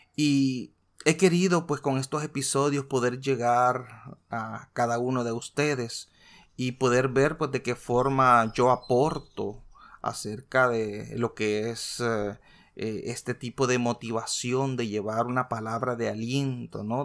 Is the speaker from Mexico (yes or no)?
no; El Salvador; En mi país, como muchos saben, soy de origen salvadoreño.